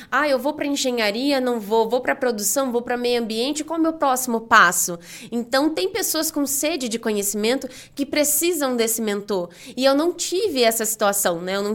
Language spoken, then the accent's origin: Portuguese; Rio de Janeiro, Brazil; now in São Paulo, Brazil; Eu comentei que vim do Rio, né? Então, vim do Rio para São Paulo, não tenho família aqui, né?